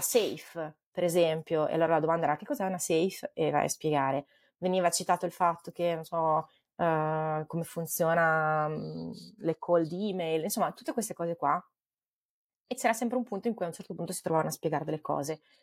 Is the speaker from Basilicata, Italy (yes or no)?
no; Forlì, Emilia-Romagna, Italy; moved away as an adult; also born or lived in Bologna; now in Menlo Park, United States; io sono di Forlì